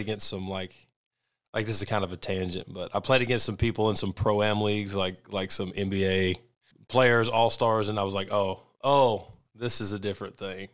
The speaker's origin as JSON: {"language": "English", "region": "Arkansas", "country": "United States", "tie": "born or raised there", "also_born_or_lived": "South Florida", "moved": "yes", "said": "I grew up in South Florida, too, but yeah, I am from Arkansas"}